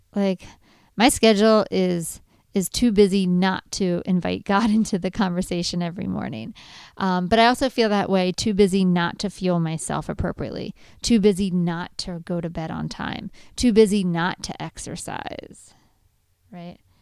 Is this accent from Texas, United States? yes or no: no; Lancaster County, Pennsylvania, United States; I grew up in Lancaster County